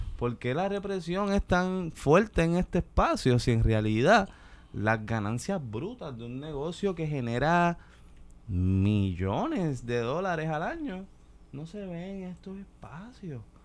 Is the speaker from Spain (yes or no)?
no; Ponce, Puerto Rico; me crié ahí, en, en Lirios del Sur. Y pues nada, es un, la playa de Ponce